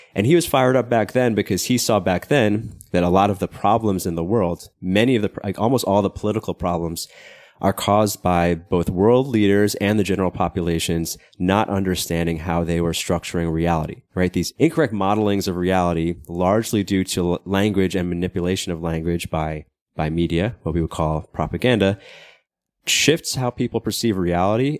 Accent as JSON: {"language": "English", "country": "United States", "moved": "yes", "said": "I'm American, even though I don't live in America"}